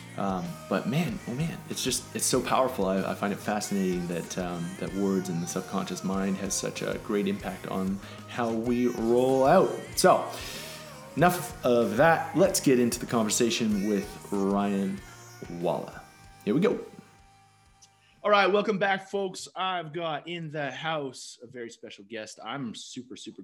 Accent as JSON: {"language": "English", "country": "Canada", "said": "I'm Canadian."}